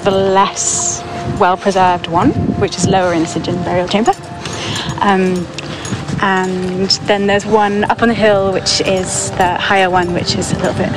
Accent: Scilly Isles, South West England, United Kingdom; I came here when I was 2 weeks old. My mum had to go away to have me because of the medicalness, but I'm pretty much from, born and raised

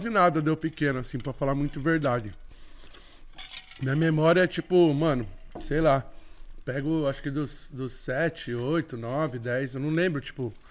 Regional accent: Jundiapeba, São Paulo, Brazil; Nasci e me criei em Jundiapeba, sou de Jundiapeba mesmo, assim. Um salve pra galera de Jundiapeba

